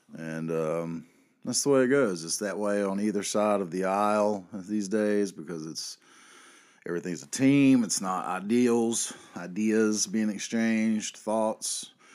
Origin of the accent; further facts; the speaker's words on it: North Carolina, United States; here in my home state